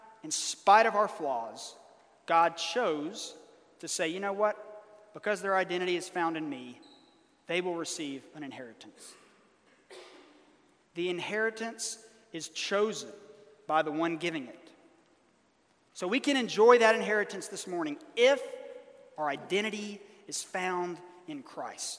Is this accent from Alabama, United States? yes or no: yes; Birmingham, Alabama, United States; moved away; in my hometown of Birmingham, Alabama